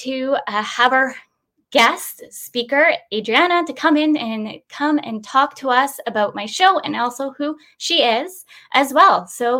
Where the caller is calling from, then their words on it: Victoria, British Columbia, Canada; today I'm calling in from Victoria, BC. It's 12 here. It's a little chilly